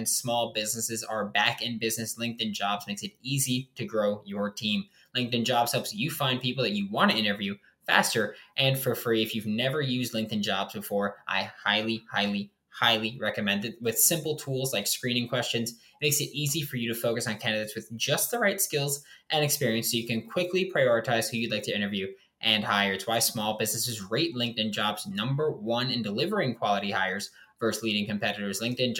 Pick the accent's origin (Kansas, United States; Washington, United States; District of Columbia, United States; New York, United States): New York, United States; New York City; I'm from New York City. We don't have good football players here.